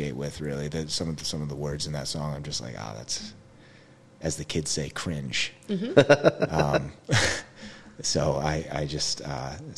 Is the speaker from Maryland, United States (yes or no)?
no; Brielle, New Jersey, United States; Brielle, I grew up in Brielle, Manasquan High School